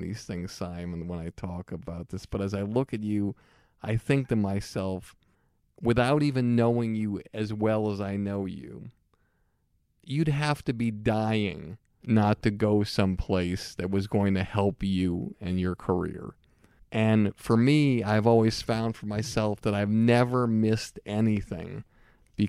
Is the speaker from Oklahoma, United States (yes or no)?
no; Longmeadow, Massachusetts, United States; my hometown, Long Meadow